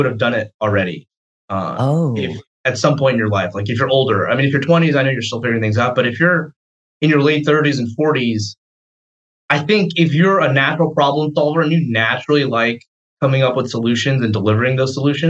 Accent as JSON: {"language": "English", "town": "Atlanta", "region": "Georgia", "country": "United States", "tie": "born or raised there", "said": "I grew up here in Atlanta, actually, elementary through high school"}